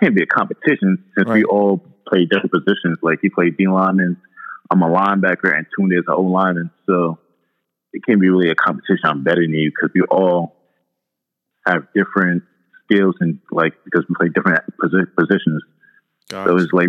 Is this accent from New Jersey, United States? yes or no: no; New York City, New York, United States; I'm from Far Rockaway, New York, and Queens, yeah. I'm Nigerian.